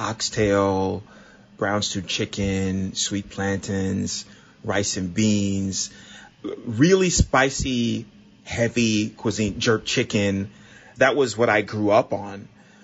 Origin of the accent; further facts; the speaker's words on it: Miami, Florida, United States; moved away as an adult; also born or lived in New York; In Miami, where I grew up, there was Jamaican, Puerto Rican, Mexican, Haitian.